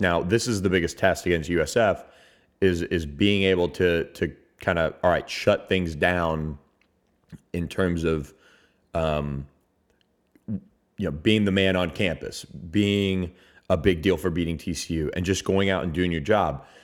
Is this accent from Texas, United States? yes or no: no; Tampa, Florida, United States; moved away; my hometown of Tampa.